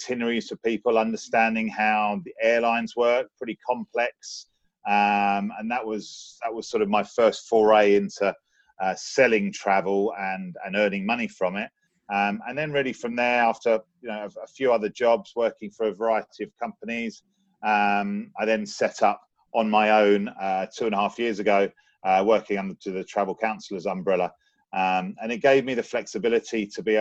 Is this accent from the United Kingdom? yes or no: yes; London, United Kingdom; growing up in London, being around so many different cultures